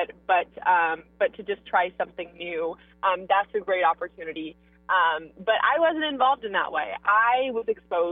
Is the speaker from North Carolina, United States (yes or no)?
yes; Mooresville, North Carolina, United States; I grew up in Mooresville